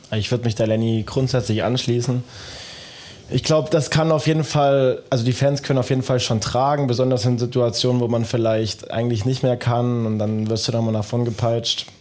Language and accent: German; Dresden, Saxony, Germany; now in Dortmund, Germany; ich komme aus dem Osten, aus Dresden.